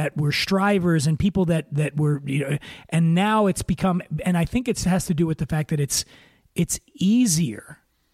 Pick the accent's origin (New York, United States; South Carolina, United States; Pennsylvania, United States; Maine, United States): Pennsylvania, United States; Philadelphia; being from the North, you know, I'm from Philly